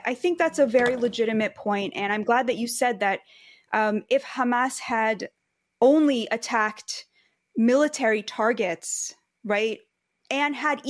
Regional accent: United States; I'm American

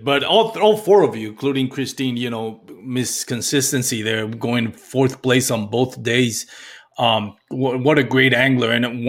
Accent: Texas, United States; as a Texan

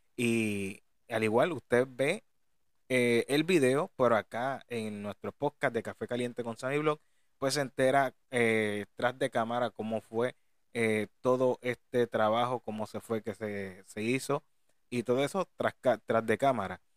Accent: Puerto Rico; de aquí, de nuestra isla de Puerto Rico

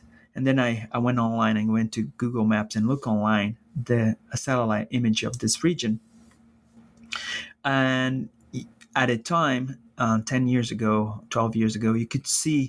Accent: Brazil; moved away as an adult; now in United States; I'm from Brazil

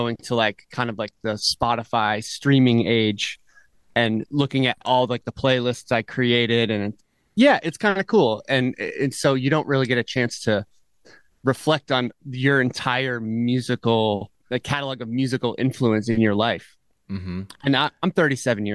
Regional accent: Vermont, United States; I grew up in Vermont, and I had parents who were really into music

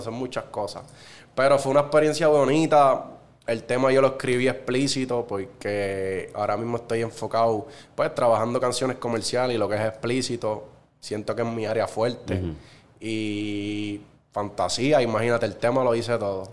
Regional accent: Cagua, Aragua, Venezuela; soy nacido y criado en Cagua

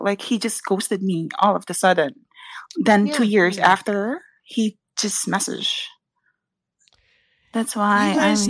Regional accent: Philippines; I'm a Filipina and I have the heritage

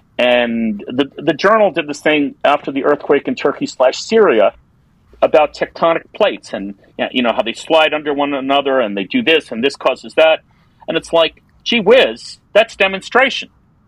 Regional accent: East Coast, United States; I'm from the East Coast, so we go more to the Caribbean than Mexico and even Costa Rica.

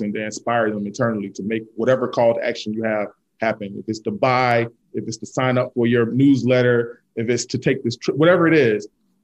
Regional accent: Selma, Alabama, United States; I was born in Selma, Alabama

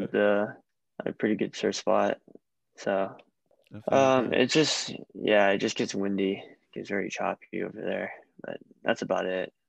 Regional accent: Hawaii, United States; I'm just from Hawaii.

